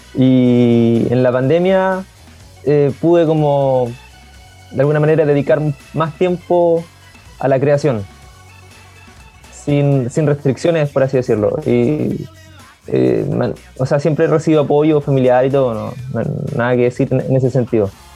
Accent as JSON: {"language": "Spanish", "town": "Concepción", "region": "Biobío", "country": "Chile", "said": "tengo 24 años soy de acá, de Conce"}